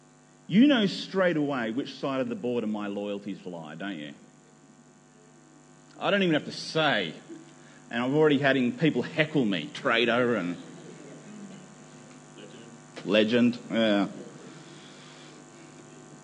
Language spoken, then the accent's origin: English; Nambour, Queensland, Australia; moved away; also born or lived in New South Wales; I was born in Nambour on the Sunshine Coast in the great state of Queensland